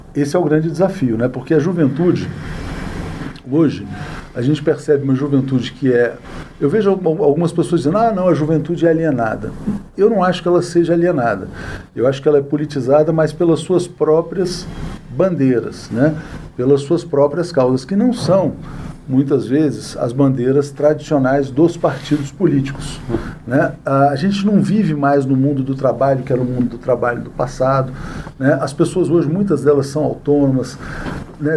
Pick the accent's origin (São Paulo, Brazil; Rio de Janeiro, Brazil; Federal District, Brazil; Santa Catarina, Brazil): Federal District, Brazil; Brasília; Eu sou de Brasília, nasci em Brasília